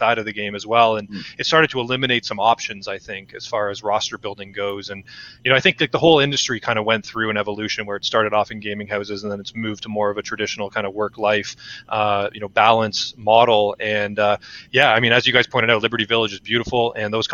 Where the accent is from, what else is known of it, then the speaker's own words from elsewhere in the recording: Toronto, Ontario, Canada; Toronto being born and raised from here